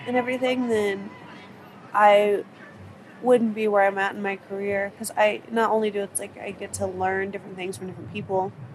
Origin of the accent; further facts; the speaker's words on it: Arizona, United States; moved away as an adult; also born or lived in North Carolina / Salt Lake City, Utah; I'm from Arizona.